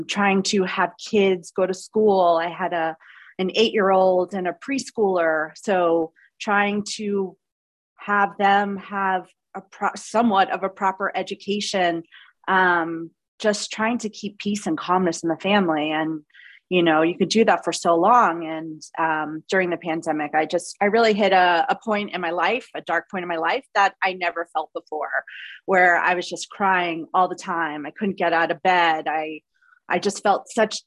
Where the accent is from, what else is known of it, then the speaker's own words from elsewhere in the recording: Long Island, New York, United States; I grew up in New York. I grew up on Long Island, just like so aware and conscious of my voice.